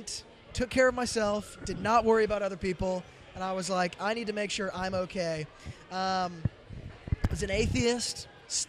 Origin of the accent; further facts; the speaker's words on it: Franklin, Tennessee, United States; So I grew up in Franklin, which is right outside of Nashville.